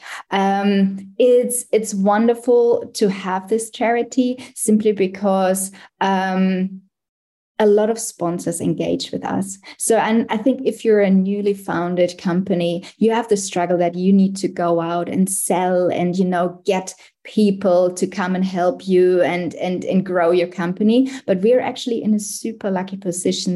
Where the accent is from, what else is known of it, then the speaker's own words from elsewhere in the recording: Germany; moved away as an adult; now in Australia; I actually came to Australia in 2010 as well. I'm originally from Germany.